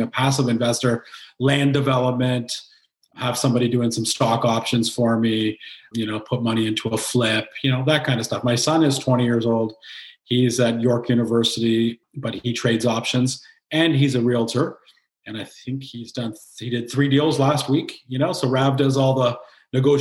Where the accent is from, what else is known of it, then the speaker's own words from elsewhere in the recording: Kingston, Ontario, Canada; I'm born and raised in Kingston, Ontario